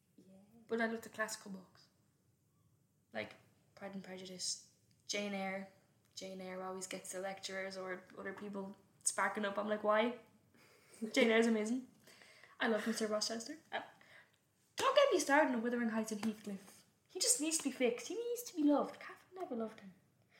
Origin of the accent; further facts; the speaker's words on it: Dublin, Leinster, Ireland; It's an iconic line. Right. I'm 19. I'm from Dublin. I've lived here my whole life. My whole 19 years.